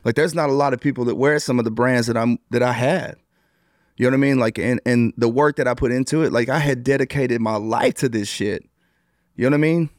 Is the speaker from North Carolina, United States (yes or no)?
no; New Boston, Texas, United States; also born or lived in Arkansas; I'm originally from a small town in New Bos-, uh, in Texas called New Boston.